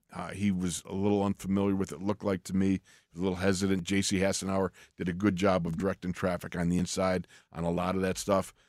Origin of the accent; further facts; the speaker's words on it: Orchard Park, New York, United States; moved away; when I was a kid growing up in Orchard Park